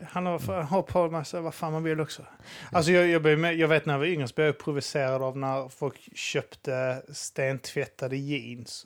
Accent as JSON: {"language": "Swedish", "town": "Staffanstorp", "region": "Skåne", "country": "Sweden", "tie": "born or raised there", "said": "mina föräldrar bodde ihop och vi bodde i en villa ute där och Staffanstorp"}